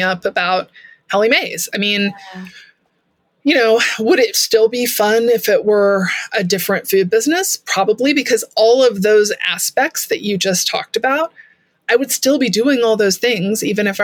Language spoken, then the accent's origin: English; Texas, United States; I'm from Texas